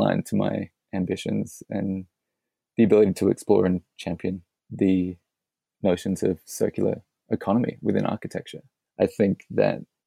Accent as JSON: {"language": "English", "town": "Adelaide", "region": "South Australia", "country": "Australia", "tie": "born or raised there", "said": "Adelaide, which is my hometown"}